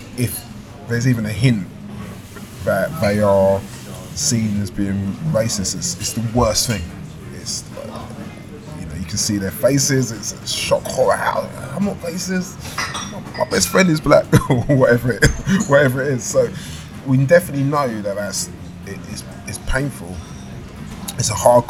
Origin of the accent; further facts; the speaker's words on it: London, United Kingdom; I grew up in Southeast London